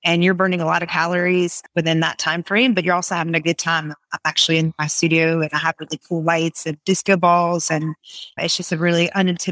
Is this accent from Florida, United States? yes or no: no; Raleigh, North Carolina, United States; also born or lived in New York; I am from the Raleigh area. Most of my life, I moved from New York when I was 5. So I'm pretty much raised in North Carolina.